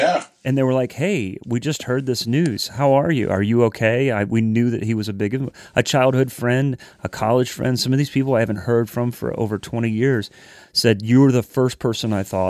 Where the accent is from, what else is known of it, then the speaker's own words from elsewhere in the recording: United States; I'm living the same life, but I'm in Canada as an American